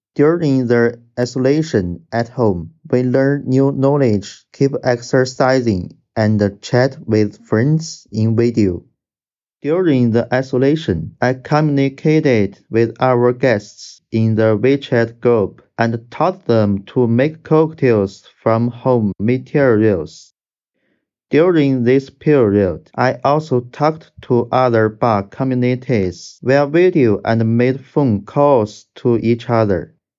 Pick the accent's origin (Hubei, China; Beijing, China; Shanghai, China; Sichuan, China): Hubei, China; Wuhan; I'm from Wuhan, China